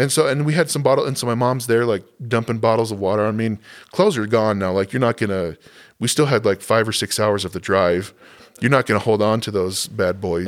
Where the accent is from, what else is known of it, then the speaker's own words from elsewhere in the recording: Southwest, United States; moved away; I grew up in the Southwest